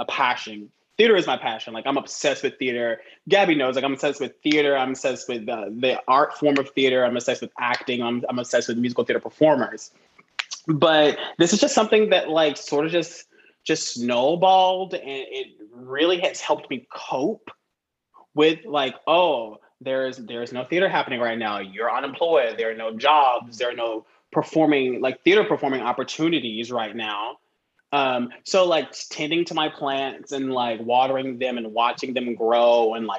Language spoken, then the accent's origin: English; Atlanta, Georgia, United States; now in New York City, United States; I'm originally from Atlanta, Georgia